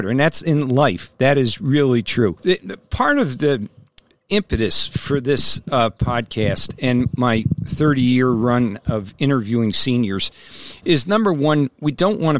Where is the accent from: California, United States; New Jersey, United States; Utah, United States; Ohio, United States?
New Jersey, United States; now in Albany, United States; And I'm an old Jersey boy.